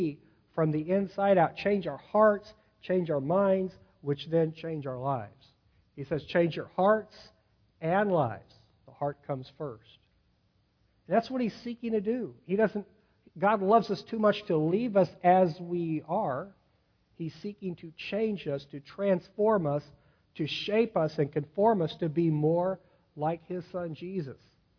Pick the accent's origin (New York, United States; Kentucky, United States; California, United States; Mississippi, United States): California, United States; Sacramento; I'm from Sacramento, California, right near where the gold rush happened.